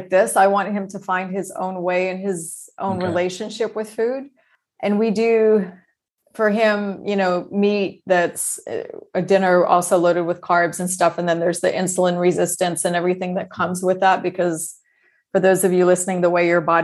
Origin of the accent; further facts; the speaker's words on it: Texas, United States; When I was younger, we moved to Texas when I was quite young